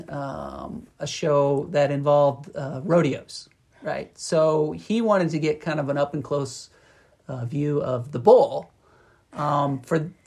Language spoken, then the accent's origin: English; Indiana, United States; growing up in Indiana